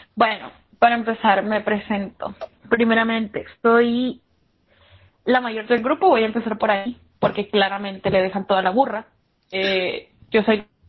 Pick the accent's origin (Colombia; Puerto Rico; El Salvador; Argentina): El Salvador; Soy de El Salvador